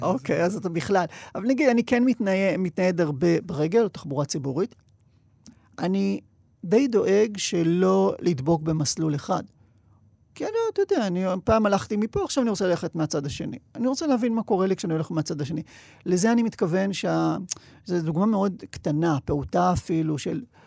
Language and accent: Hebrew; Sderot, Southern District, Israel; שדרות, שזה... עיירה שהפכה להיות עיר שגדלתי בה